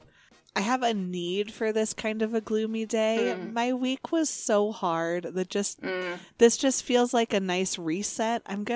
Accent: Ojai, California, United States; I was raised in Ojai, California, which is a desert, and it had snow this week.

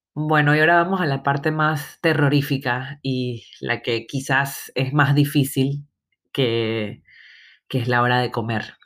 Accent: Panama; moved away; also born or lived in Barcelona; como le decimos en mi tierra

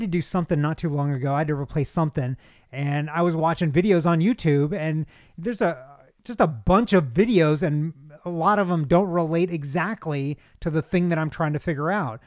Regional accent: Kentucky, United States; I'm from Kentucky

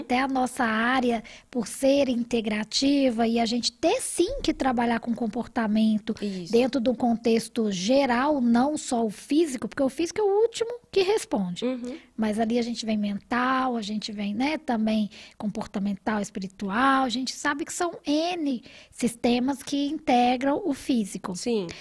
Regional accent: Rio de Janeiro, Brazil; also born or lived in Paraty; now in Belo Horizonte, Brazil; eu venho também do Rio

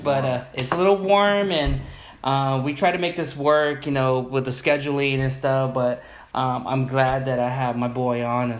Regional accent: Long Beach, California, United States; we're at my hometown, my guest's hometown, the city of Long Beach

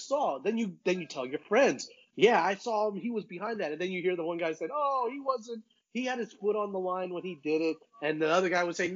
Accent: United States; I grew up in the Panhandle, and I was there in 1988

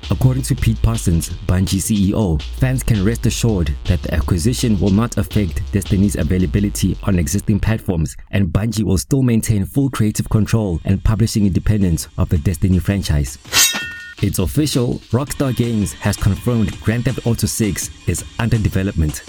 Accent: Pretoria, Gauteng, South Africa; recording from my hometown Pretoria, South Africa's beautiful capital city

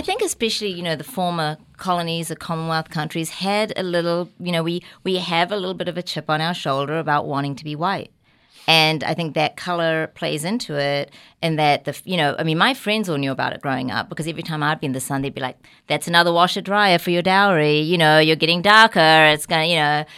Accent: New Zealand; accent: New Zealand; now in New York, United States; I was really lucky to be born and raised in New Zealand.

